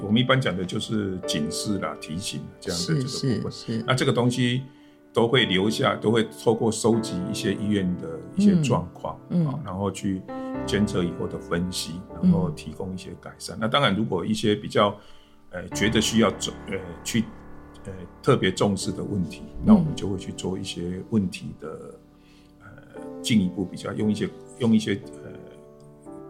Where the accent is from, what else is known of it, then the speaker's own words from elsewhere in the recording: Kaohsiung, Taiwan; 对，我是本身是高雄，